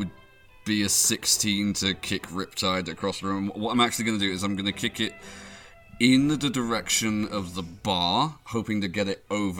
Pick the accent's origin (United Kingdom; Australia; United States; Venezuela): United Kingdom; southern England; I'm the only southern bastard here.